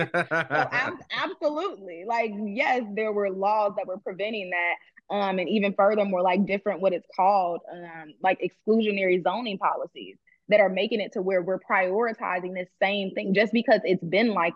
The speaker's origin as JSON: {"language": "English", "town": "Chicago", "region": "Illinois", "country": "United States", "moved": "yes", "lives_now": "Atlanta, United States", "said": "I'm from Chicago, but it's like, oh, but I'm in Atlanta now"}